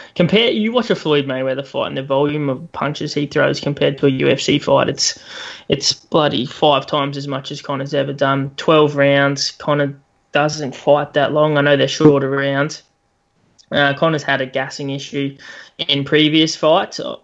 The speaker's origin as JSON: {"language": "English", "country": "Australia", "said": "as an Aussie"}